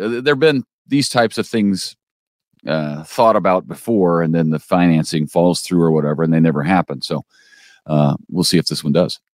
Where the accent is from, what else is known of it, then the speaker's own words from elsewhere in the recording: St. Louis, Missouri, United States; also born or lived in Las Vegas; now in Springfield, United States; I'm from the Saint Louis area